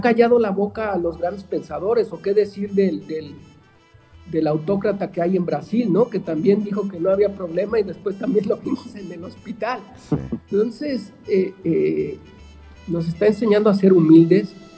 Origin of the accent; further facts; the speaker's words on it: Guadalajara, Jalisco, Mexico; somos paradójicos los tapatíos